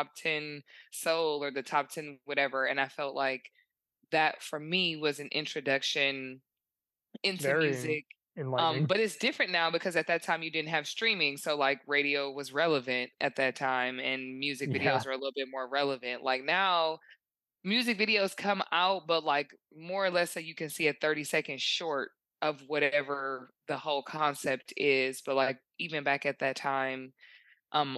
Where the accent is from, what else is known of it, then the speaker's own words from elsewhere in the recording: Detroit, Michigan, United States; I'm from Detroit.